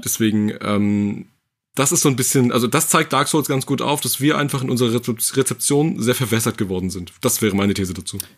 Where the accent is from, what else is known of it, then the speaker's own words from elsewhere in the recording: Mecklenburg-Vorpommern, Germany; also ich komme aus Mecklenburg